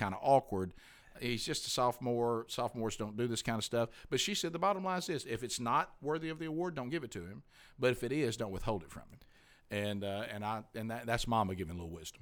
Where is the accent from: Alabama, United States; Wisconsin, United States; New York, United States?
Alabama, United States; I'm from Alabama